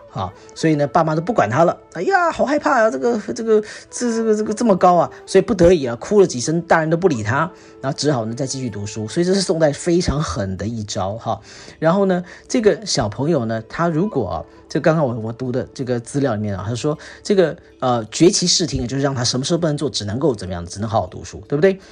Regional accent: Singapore; 我们新加坡人

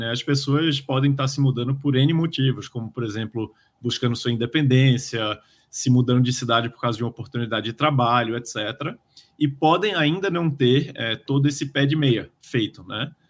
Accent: Recife, Pernambuco, Brazil; now in São Paulo, Brazil; eu sou de Recife, vim morar em São Paulo.

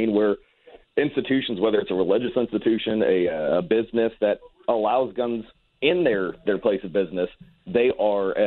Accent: Ferguson, Missouri, United States; I grew up in Ferguson, Missouri

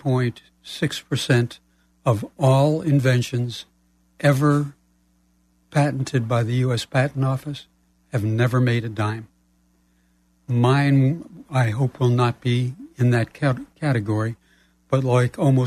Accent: Tucson, Arizona, United States; moved away as an adult; also born or lived in New York City; we arrived in Tucson, Arizona, which is where I grew up

